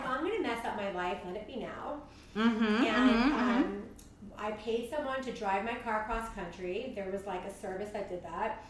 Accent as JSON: {"language": "English", "area": "Long Island", "region": "New York", "country": "United States", "tie": "born or raised there", "said": "Okay, so I grew up in New York on Long Island."}